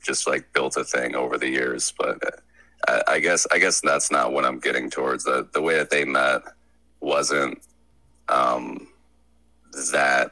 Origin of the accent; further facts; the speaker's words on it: Michigan, United States; I was born and raised in Michigan